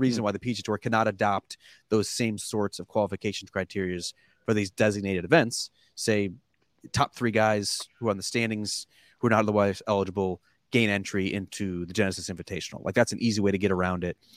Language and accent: English; New York, United States; I'm from, I'm from Pittsburgh, New York.